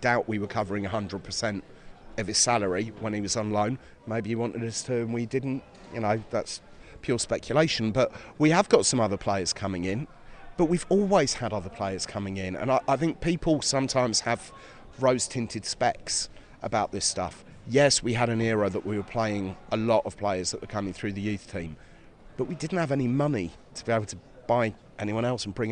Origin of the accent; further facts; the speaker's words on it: Carpenters Park, East of England, United Kingdom; I grew up in Carpenters Park